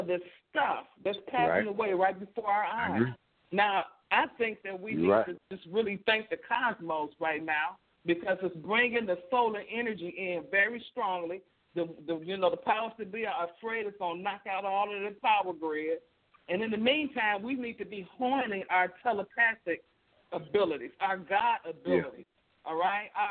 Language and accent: English; Chicago, Illinois, United States; moved away as an adult; now in Texas, United States; I'm originally from Chicago